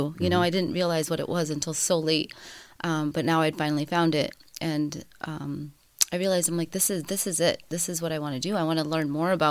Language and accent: English; Punjab, India; moved away; So I'm North Indian. I'm Punjabi. My dad, you know, he's a self-made man. We immigrated from India, and he came alone for a while.